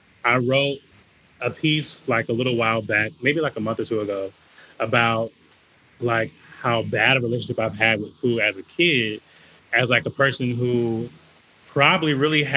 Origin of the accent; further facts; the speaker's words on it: the South, United States; I'm from the South, the Black South. We throw down.